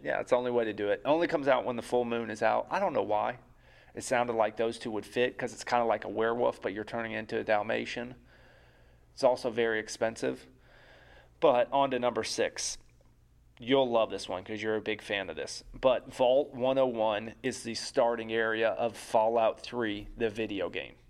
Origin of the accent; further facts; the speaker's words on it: Philadelphia, Pennsylvania, United States; my hometown bias with the Philadelphia seventy-sixers